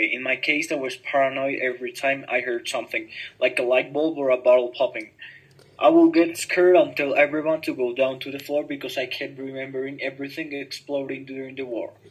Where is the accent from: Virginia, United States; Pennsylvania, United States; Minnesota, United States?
Virginia, United States; Lincolnburg; I grew up in the Fairview Heights area of Lincolnburg, Virginia, alongside with my older sister Audrey and my younger brother Harold, in which we three were taught with a non-violence life.